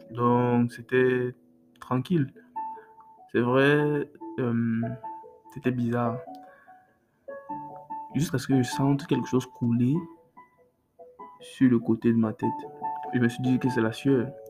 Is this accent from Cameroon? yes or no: yes; Cameroon; chez nous au Cameroun, on a une sauce là qu'on appelle Mongo Chobi.